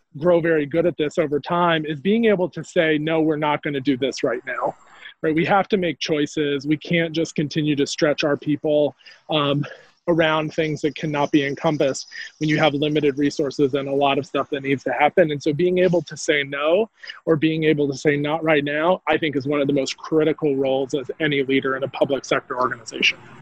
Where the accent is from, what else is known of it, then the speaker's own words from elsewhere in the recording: North Carolina, United States; moved away as an adult; coming back to North Carolina was a bit about coming back to health and also coming back to my home state.